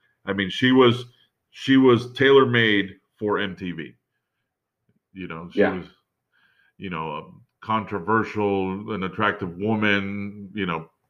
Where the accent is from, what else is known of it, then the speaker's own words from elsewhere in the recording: Miami, Florida, United States; us growing up in Miami